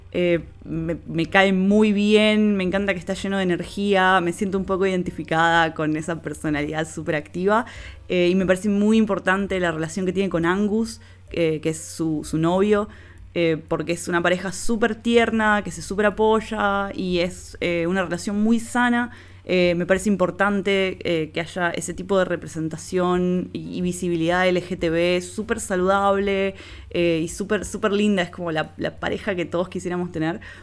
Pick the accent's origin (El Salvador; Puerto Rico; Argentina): Argentina; Rosario, Santa Fe; de Rosario, Argentina. Se darán cuenta por el acento.